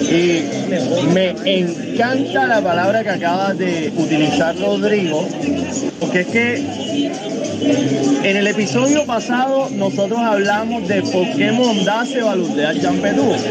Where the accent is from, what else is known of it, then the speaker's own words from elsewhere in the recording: Cartagena, Bolívar, Colombia; Yo, por ejemplo, soy de la María. Más champetúo no puedo ser. Yo vivo a dos calles de la calle que se llama la calle del Rey.